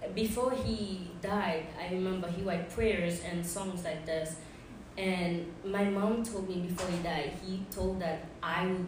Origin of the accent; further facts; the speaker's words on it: Haiti; English is a second language; moved away as an adult; also born or lived in Maine / Indiana / Grove City, Pennsylvania; now in United States; Okay, so I'm from Haiti.